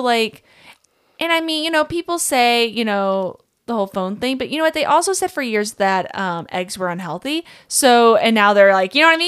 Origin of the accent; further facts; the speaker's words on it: Kentucky, United States; I grew up in Kentucky, small town, absolutely love where I'm from